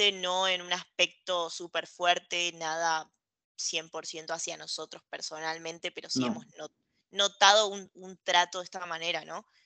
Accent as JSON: {"language": "Spanish", "country": "Argentina", "said": "Entonces nosotros como argentinos no queremos sonar, y esto es algo muy común, no queremos sonar con soberbia o no queremos sonar arrogantes"}